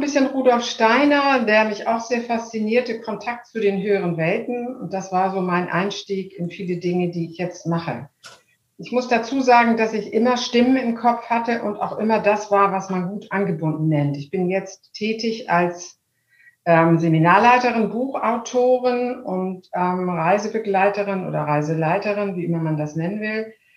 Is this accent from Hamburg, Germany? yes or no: yes; Hamburg, Germany; also born or lived in Munich; Ich bin Hamburgerin und ähm, liebe Hamburg sehr